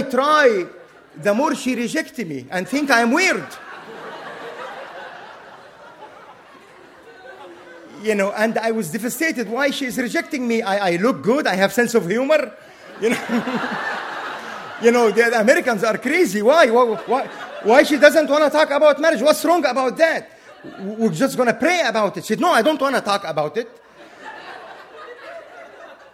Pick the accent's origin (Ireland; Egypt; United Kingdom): Egypt; English is a second language; moved away as an adult; now in United States; I am from Egypt